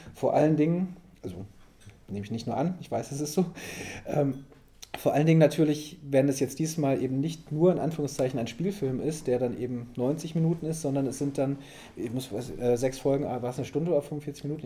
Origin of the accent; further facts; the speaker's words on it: West Germany, Germany; ich komme auch so total aus dem Westen